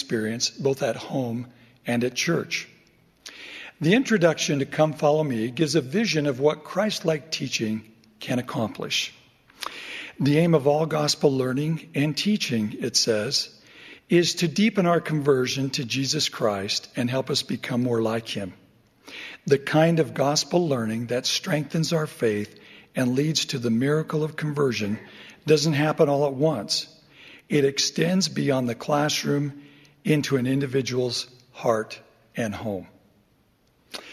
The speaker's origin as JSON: {"language": "English", "town": "Overton", "region": "Nevada", "country": "United States", "tie": "born or raised there", "said": "my hometown of Overton, Nevada"}